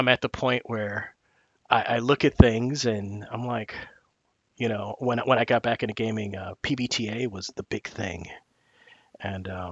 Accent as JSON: {"language": "English", "town": "Oakland", "region": "California", "country": "United States", "said": "I'm from Oakland, California, and I grew up reading comic books"}